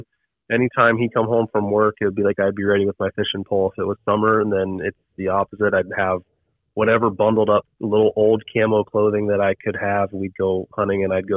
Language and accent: English; Ohio, United States; I grew up in a little town called Stroudsburg, Ohio. I'm from Ohio, OH